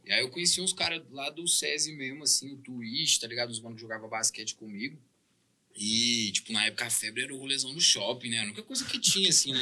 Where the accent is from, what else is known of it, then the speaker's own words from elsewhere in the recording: Uberlândia, Minas Gerais, Brazil; also born or lived in Belgium; eu sou daqui do Berlândia